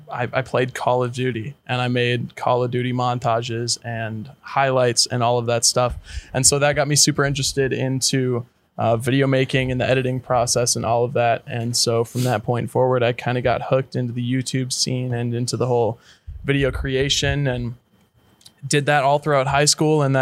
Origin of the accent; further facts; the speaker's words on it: St. Louis Park, Minnesota, United States; Born and raised in Minneapolis, Minnesota, in a suburb just to the west side of Minneapolis, St. Louis Park.